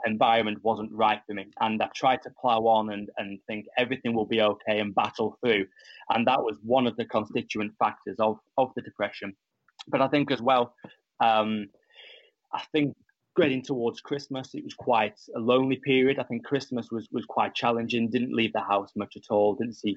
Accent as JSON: {"language": "English", "area": "Ribble Valley, near Blackburn, Lancashire", "region": "North West England", "country": "United Kingdom", "said": "I'm from the Ribble Valley, which is near Blackburn in Lancashire"}